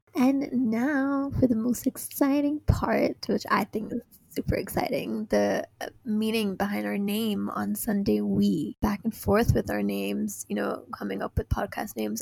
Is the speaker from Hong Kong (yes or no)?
yes; Hong Kong; also born or lived in San Francisco; I was born and raised in Hong Kong